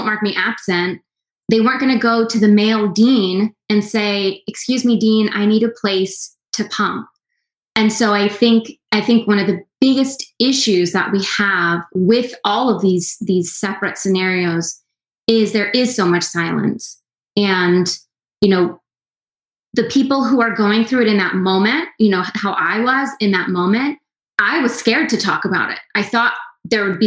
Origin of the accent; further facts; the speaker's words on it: the South, United States; I'm born and raised in the South